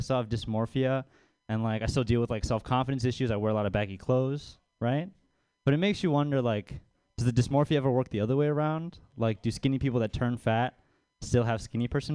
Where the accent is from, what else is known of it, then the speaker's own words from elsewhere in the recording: Baltimore, Maryland, United States; moved away; I'm from Baltimore, out east. I grew up in a suburb out there